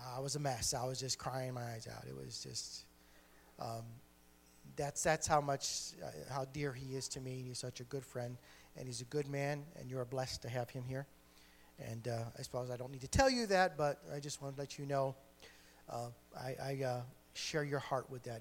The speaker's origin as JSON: {"language": "English", "town": "Geneva", "region": "New York", "country": "United States", "tie": "born or raised there", "said": "I'm a New Yorker, uh, born and bred"}